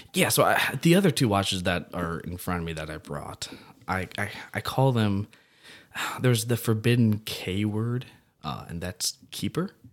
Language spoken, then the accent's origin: English; Belleville, Illinois, United States; I'm actually from Southern Illinois, Belleville, Shiloh area